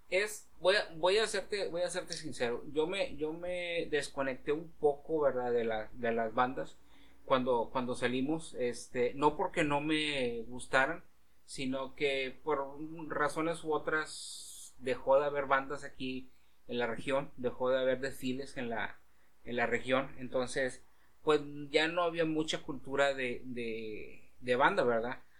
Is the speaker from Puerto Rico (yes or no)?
no; Mexico; ir como mexicano a Estados Unidos